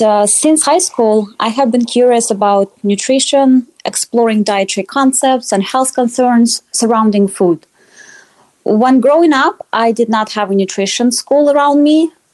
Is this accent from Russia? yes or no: yes; Russia; moved away as an adult; now in Iowa, United States; I grew up in Russia and moved to Iowa a few years ago